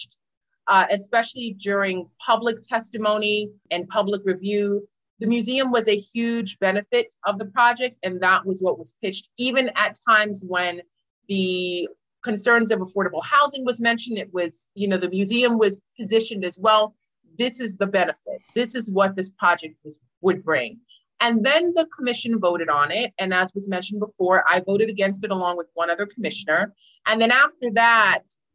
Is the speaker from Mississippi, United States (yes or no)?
no; New York City, New York, United States; also born or lived in Harlem; I'm a native New Yorker. I'm from Brooklyn, but I briefly lived in Harlem right around that area.